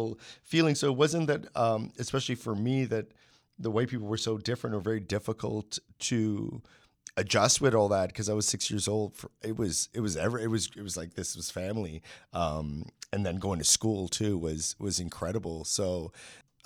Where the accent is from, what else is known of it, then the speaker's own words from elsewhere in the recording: Montreal, Quebec, Canada; moved away as an adult; now in Toronto, Canada; growing up in Montreal